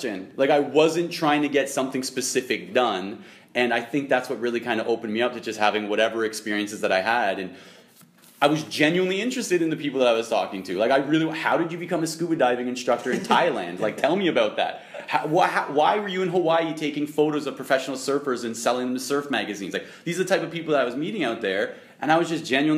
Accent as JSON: {"language": "English", "country": "Canada", "also_born_or_lived": "Waterloo, Ontario"}